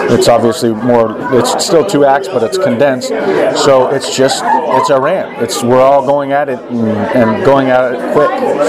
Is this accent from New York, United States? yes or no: no; Denver, Colorado, United States; born there; Yeah, I was born in Denver, Colorado.